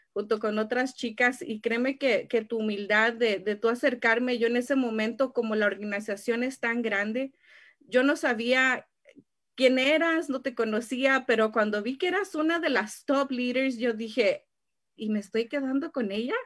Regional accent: Mexico; first language Spanish; now in California, United States; mi pueblo en México o Tijuana

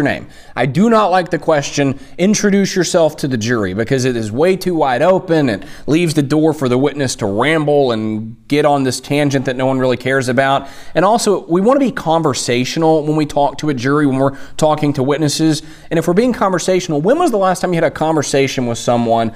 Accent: Tennessee, United States; born or raised there

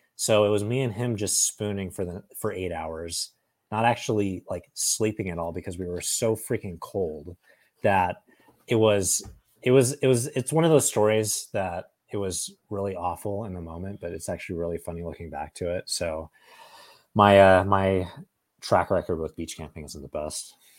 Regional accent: Oakhurst, California, United States; also born or lived in Fresno, California; I grew up in this town called Oakhurst, which is just outside of Yosemite National Park

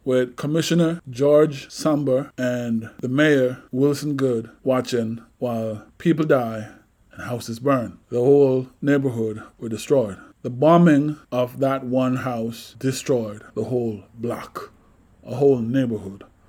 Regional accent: Jamaica; now in United States; growing up in Jamaica

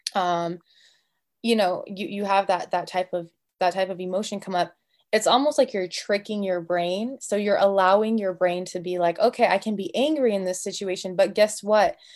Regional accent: United States; I'm Arab American, and so I grew up with a little bit more of that culture and that influence

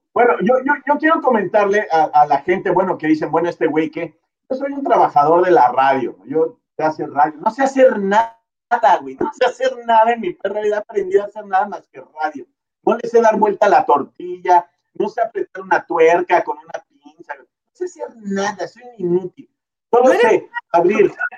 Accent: Oaxaca, Mexico; moved away; also born or lived in Mexico City / Tijuana; yo nací en Oaxaca

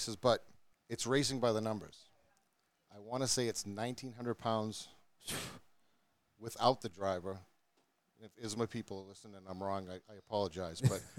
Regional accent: Groton, Massachusetts, United States; now in New Ipswich, United States; I grew up in Groton, Mass. Right now I currently live in New Ipswich, New Hampshire, which I'm actually closer to here at Monadnock than I am there.

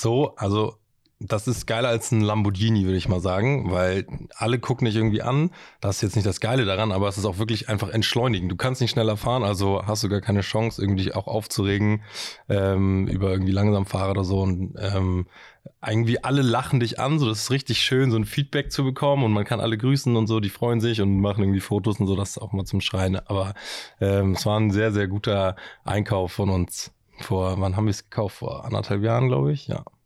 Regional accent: Hamburg, Germany; also born or lived in Kiel; ich bin ähm, tatsächlich gebürtiger Hamburger. Ähm, meine Familie kommt aus Hamburg, meine Großeltern kommen aus Hamburg

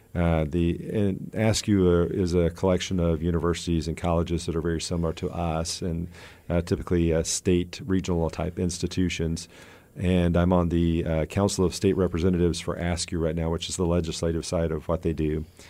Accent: Georgia, United States; moved away; also born or lived in Tallahassee, Florida; I grew up in Georgia

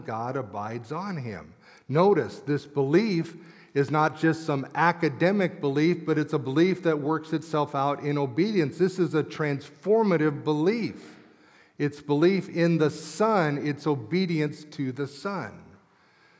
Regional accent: Englewood, Colorado, United States; I grew up in Colorado at what was Inglewood First Christian Church

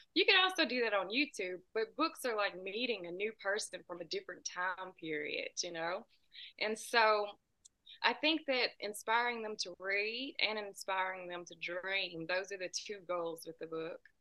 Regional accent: Tennessee, United States; about two hours south of Nashville

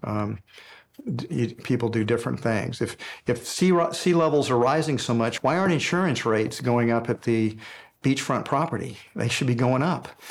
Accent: Houston, Texas, United States; when I was a little boy growing up in Houston, Texas

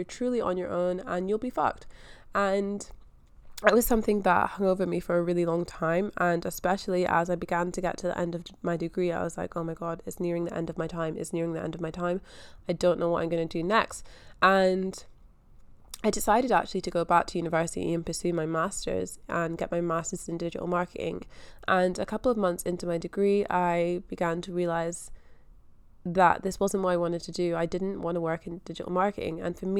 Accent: Scotland, United Kingdom; now in Australia; So yeah, I am from Scotland. I grew up in Scotland. I've only ever been to school in Scotland.

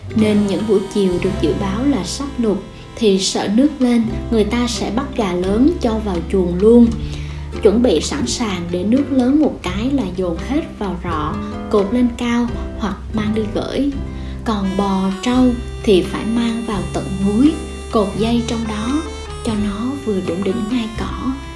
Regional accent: Vietnam; Quê mình là một vùng đất trung du nghèo

